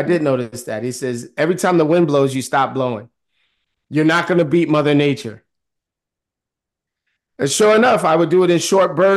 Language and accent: English; New York City, New York, United States; I am a city boy. I grew up in Harlem and I am in the suburbs.